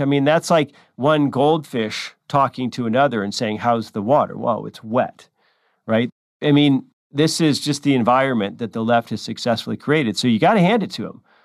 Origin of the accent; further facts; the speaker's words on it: California, United States; California, my home state